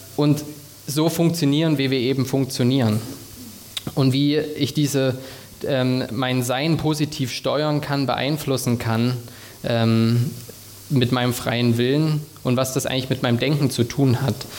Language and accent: German; Thuringia, Germany; moved away as an adult; now in Stuttgart, Germany; Ich komme ursprünglich aus Thüringen